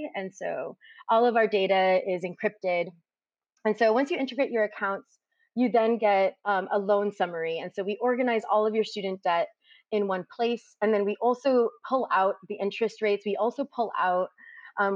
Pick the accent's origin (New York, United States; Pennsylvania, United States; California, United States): California, United States; Hayward; I grew up in Hayward, and growing up, my dad was a factory worker